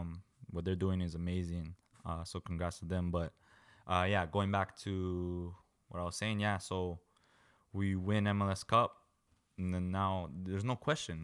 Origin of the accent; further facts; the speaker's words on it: Canada; One as a midfielder. Two, I'm a Canadian.